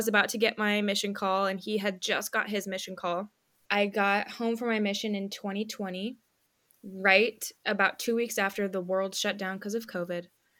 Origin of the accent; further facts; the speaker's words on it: Knoxville, Tennessee, United States; also born or lived in Independence, Missouri; I'm from Knoxville, Tennessee. I'm 23 years old.